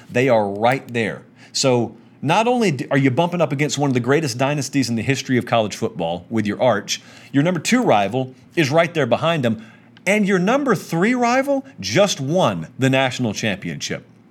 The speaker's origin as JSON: {"language": "English", "region": "Georgia", "country": "United States", "said": "I'm from Georgia. I know a lot of my buddies who I grew up with who are Georgia fans"}